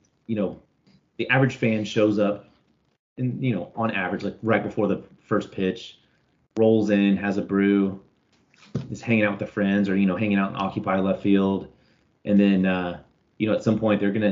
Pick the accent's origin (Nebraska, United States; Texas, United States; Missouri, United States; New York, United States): Texas, United States; Austin; I grew up in Austin, raised out in Lake Travis area